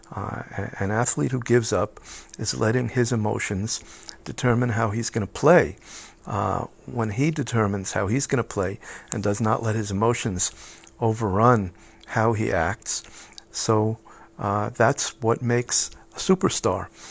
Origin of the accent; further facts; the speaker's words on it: United States; moved away as an adult; now in Israel; as a kid growing up in the United States